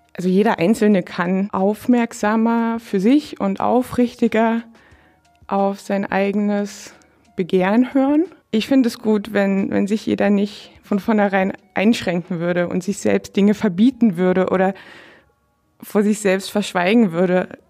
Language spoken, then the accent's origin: German; Dresden, Saxony, Germany; now in Brandenburg, Germany; ich komme ursprünglich aus Dresden, aus einer ähm, nicht konfessionell gebundenen Arbeiterfamilie